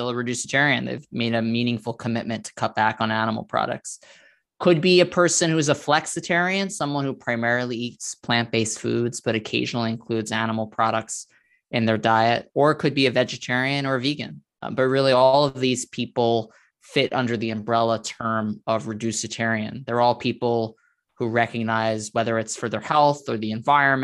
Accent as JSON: {"language": "English", "town": "New York City", "region": "New York", "country": "United States", "tie": "born or raised there", "said": "I grew up in Staten Island, New York"}